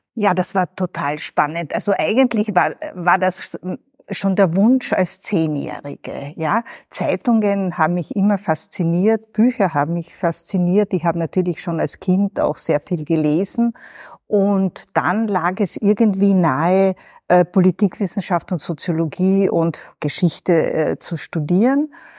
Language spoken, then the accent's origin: German; Southern Carinthia, Austria; moved away; Und ich komme aus Südkärnten